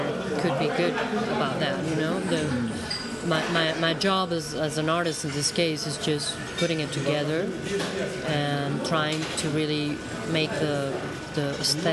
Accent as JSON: {"language": "English", "town": "Guadalajara", "region": "Jalisco", "country": "Mexico", "tie": "born or raised there", "first_language": "Spanish", "second_language": "English", "said": "I'm just back from my hometown, from Guadalajara"}